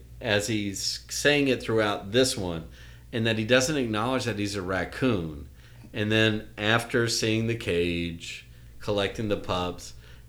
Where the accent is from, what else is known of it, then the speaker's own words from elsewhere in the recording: Tennessee, United States; I grew up in Tennessee where the raccoon is the state animal